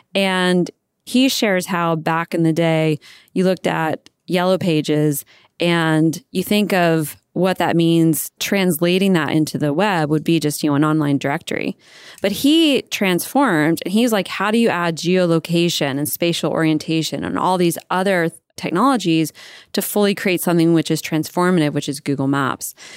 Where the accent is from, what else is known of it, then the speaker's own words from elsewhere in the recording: Virginia, United States; moved away as an adult; also born or lived in California; I was raised in Virginia.